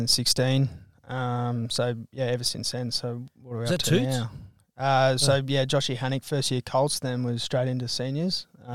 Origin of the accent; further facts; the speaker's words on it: Toowoomba, Queensland, Australia; I grew up in Toowoomba and played state league footy.